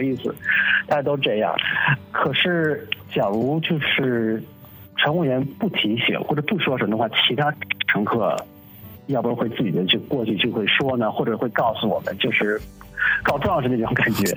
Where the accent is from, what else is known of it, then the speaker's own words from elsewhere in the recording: Los Angeles, California, United States; 我是在洛杉矶长大的出生的